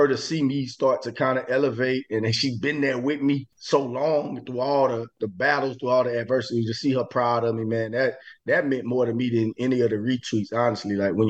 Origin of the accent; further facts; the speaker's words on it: Eunice, Louisiana, United States; I'm from Eunice, Louisiana, city, southwest Louisiana, about 13,000 people.